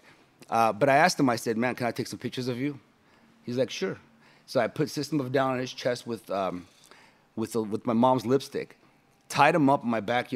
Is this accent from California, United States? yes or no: yes; Los Angeles, California, United States; that's my hometown city